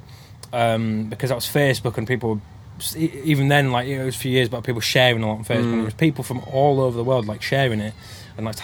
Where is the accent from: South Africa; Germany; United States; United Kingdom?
United Kingdom; Oxenhope, Yorkshire and the Humber; Technically, I'm from a little village called Oxenhope in the Worth Valley in Yorkshire